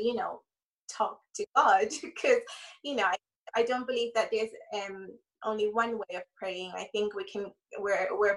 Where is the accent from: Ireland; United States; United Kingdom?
Ireland; moved away; I grew up in Ireland, so most of my family are in Ireland